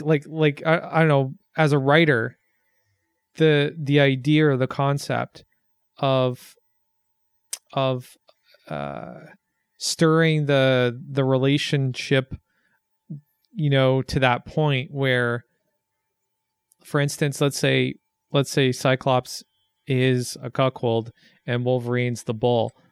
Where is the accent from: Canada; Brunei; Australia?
Canada